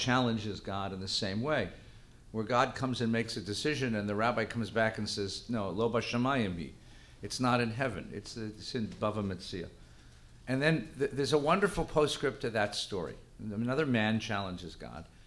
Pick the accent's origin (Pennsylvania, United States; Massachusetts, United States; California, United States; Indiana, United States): California, United States; Los Angeles; born or raised there; also born or lived in New Jersey